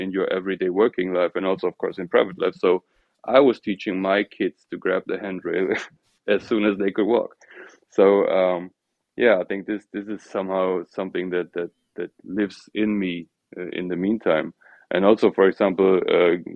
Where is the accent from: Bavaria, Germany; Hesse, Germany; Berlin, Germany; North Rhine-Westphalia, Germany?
North Rhine-Westphalia, Germany; near Cologne; also born or lived in Ruhr area; I was born in a small city near Cologne, grew up and also studied in Germany